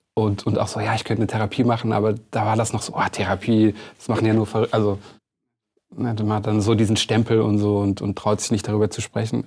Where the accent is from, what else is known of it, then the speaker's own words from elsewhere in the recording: Lörrach, Baden-Württemberg, Germany; bei uns in Lörrach